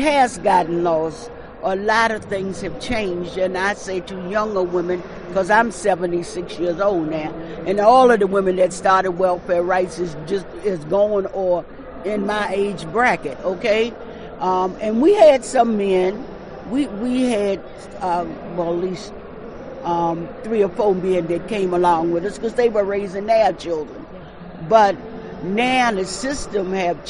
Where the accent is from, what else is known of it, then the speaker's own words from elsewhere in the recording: Baltimore, Maryland, United States; I'm from Baltimore, Maryland